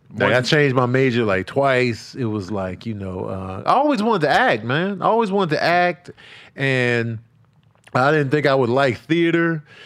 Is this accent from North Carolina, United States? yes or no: no; Chicago, Illinois, United States; also born or lived in New Mexico; now in Los Angeles, United States; I grew up in Chicago.